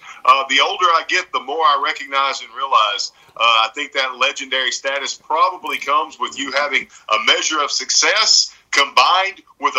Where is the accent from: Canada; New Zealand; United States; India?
United States; the South; Because I grew up in the South, and I'm from the South